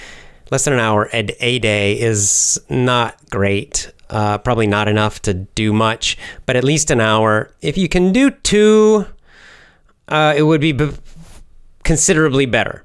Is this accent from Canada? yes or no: no; the South, United States; I grew up in the South mostly. I did spend a couple of years up north, but most of the time I was in the South, but in different locations in the South during my childhood.